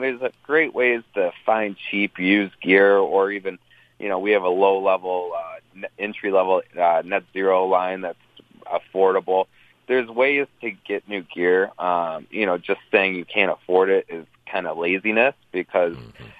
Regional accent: Detroit, Michigan, United States; I grew up in the Metro Detroit area

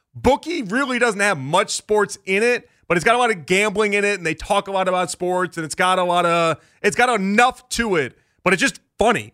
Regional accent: Chicago, Illinois, United States; moved away; I'm from Chicago

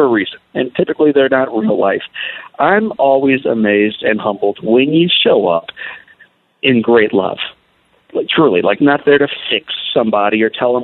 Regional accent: St. Louis, Missouri, United States; At age 9, growing up in St. Louis, Missouri

